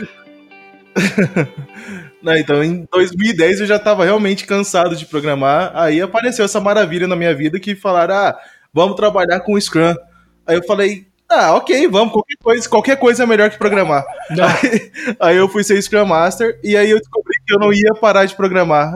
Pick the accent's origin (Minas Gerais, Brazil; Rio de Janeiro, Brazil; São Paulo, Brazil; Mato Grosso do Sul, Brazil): Mato Grosso do Sul, Brazil; Campo Grande; eu sou daqui de Campo Grande